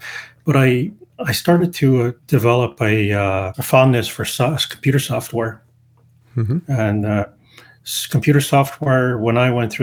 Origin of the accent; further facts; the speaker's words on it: Toronto, Ontario, Canada; also born or lived in Montreal, Quebec; now in Ottawa, Canada; So my upbringing was mostly in Toronto and the city of Montreal and Canada.